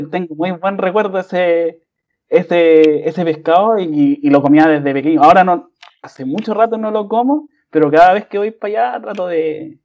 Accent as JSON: {"language": "Spanish", "town": "Calama", "region": "Antofagasta", "country": "Chile", "tie": "born or raised there", "moved": "yes", "said": "nosotros vivíamos en el norte, en Calama"}